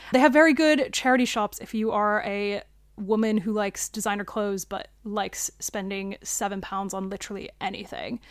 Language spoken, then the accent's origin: English; United States; now in London, United Kingdom; I'm American